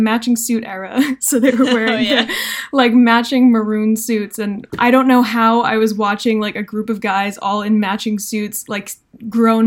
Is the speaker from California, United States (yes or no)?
no; New Jersey, United States; I am from New Jersey